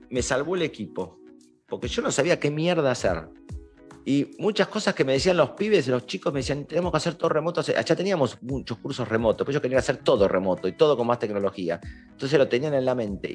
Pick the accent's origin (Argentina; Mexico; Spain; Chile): Argentina